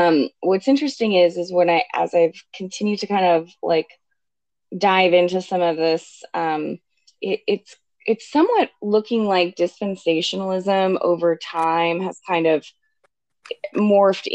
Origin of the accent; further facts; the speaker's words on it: Arizona, United States; I'm from Arizona, and, you know, so I know a lot about, you know, the Mexican border